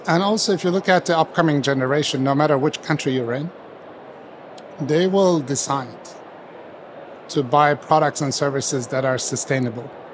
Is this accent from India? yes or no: no; Turkey; moved away as an adult; also born or lived in United States; I grew up in Turkey